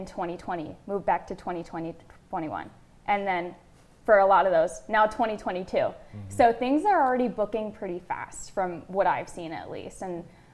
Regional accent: Jackson, United States; moved away as an adult; come back to my hometown

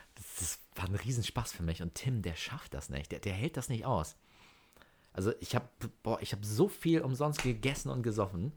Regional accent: Norderstedt, Schleswig-Holstein, Germany; bei uns in, in Norderstedt, da wo ich herkomme

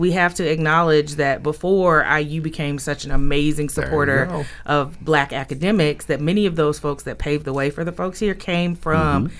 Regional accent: Jackson, Mississippi, United States; You know, I'm from Jackson, Mississippi, so I might J-set.

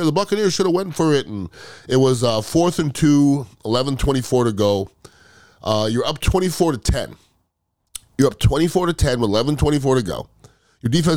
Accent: Montreal, Quebec, Canada; I'm from Montreal, Canada.

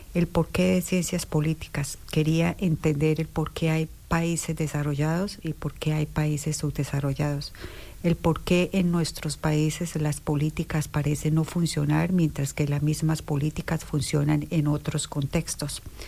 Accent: Durania, Norte de Santander, Colombia; moved away as an adult; also born or lived in Bogotá, Colombia; now in Bloomington, United States; soy originalmente de Colombia, de un pueblito muy pequeño de Colombia que queda en todo el límite con Venezuela. El nombre del pueblo es Durania, en el departamento de Norte de Santander

